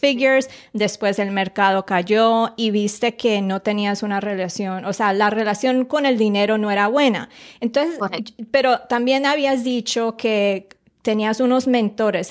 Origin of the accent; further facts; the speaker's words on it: Colombia; moved away; yo nací en Colombia